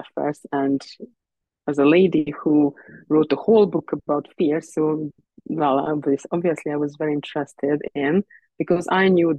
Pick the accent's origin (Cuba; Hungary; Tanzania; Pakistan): Hungary; also born or lived in Ireland; now in Canada; we moved to Canada from Ireland, and I was born actually originally in Hungary